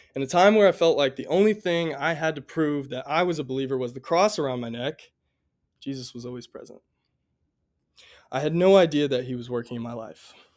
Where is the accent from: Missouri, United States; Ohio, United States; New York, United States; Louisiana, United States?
Missouri, United States; Columbia; I grew up right here in Columbia, Missouri